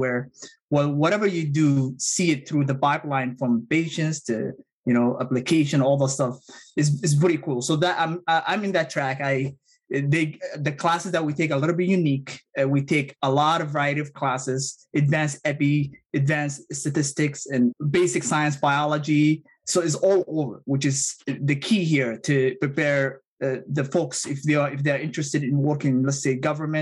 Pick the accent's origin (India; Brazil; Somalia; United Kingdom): Somalia; English is a second language; also born or lived in Middle East; now in United States; my home country of Somalia